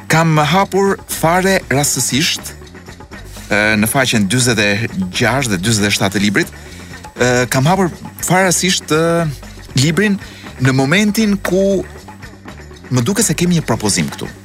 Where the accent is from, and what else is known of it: Albania